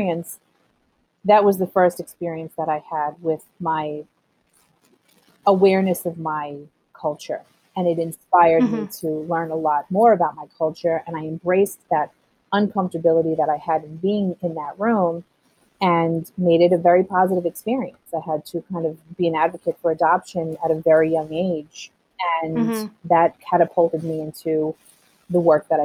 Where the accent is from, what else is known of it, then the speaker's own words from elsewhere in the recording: Levittown, New York, United States; also born or lived in Colombia; I grew up in a very, if anyone knows anything about Levittown